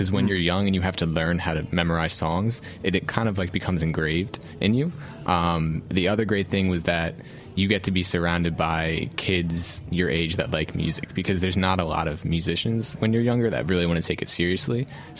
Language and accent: English; Oreland, Pennsylvania, United States; also born or lived in West Philadelphia, Pennsylvania; now in Philadelphia, United States; Technically from Orland, but no one knows where that is.